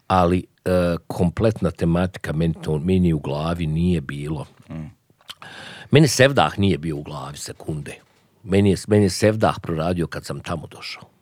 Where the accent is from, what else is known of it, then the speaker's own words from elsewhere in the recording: Sarajevo, Federation of Bosnia and Herzegovina, Bosnia & Herzegovina; moved away as an adult; also born or lived in United States; I ja odlučim da ostanem da živim u Sarajevu, ali da radim negdje drugo.